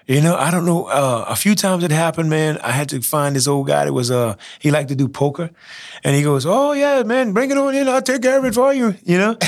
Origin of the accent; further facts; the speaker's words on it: Church Point, Louisiana, United States; I'm from Churchpoint, Louisiana. And who would have thought that a guy out of Church Point, small town